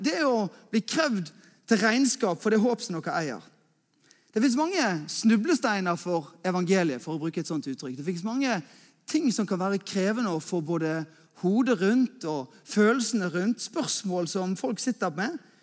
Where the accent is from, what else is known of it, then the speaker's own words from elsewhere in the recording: Askøy, Vestland, Norway; also born or lived in Bergen; Jeg er eh, askøyværing. Eh, det betyr at jeg er egentlig bergenser, men at jeg egentlig, egentlig kommer fra Askøy, som er rett ute i havgapet.